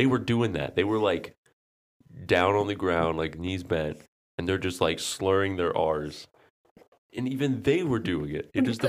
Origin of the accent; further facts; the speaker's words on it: Canton, Ohio, United States; Yeah, we grew up in Canton, Ohio.